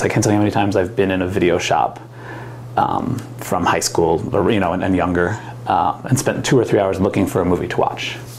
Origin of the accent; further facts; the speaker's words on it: New Jersey, United States; moved away as an adult; now in Oregon, United States; I'm from New Jersey